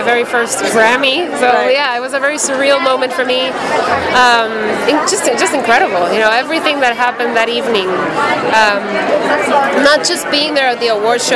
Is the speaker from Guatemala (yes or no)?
yes; Guatemala; I'm from Guatemala